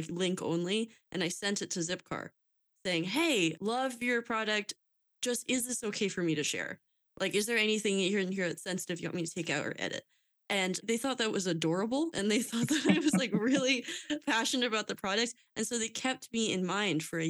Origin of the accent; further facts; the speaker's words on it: Lehigh Valley, Pennsylvania, United States; I'm from Lehigh Valley